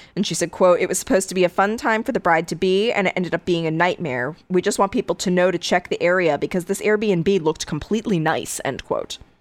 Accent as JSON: {"language": "English", "region": "Connecticut", "country": "United States", "tie": "born or raised there", "said": "my home state"}